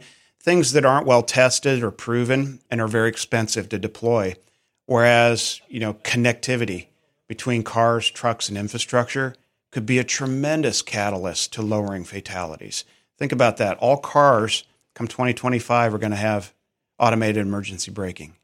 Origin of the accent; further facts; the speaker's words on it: Auburn, Nebraska, United States; I, I was born and raised in Nebraska, town of 1500